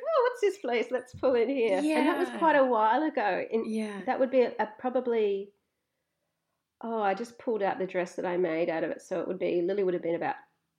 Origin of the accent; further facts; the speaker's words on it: Australia; As an Australian